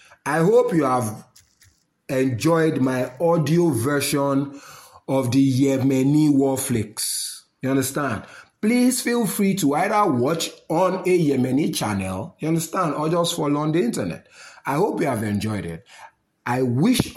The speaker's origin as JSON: {"language": "English", "country": "Nigeria", "said": "I'm a Nigerian, yes. I love my country"}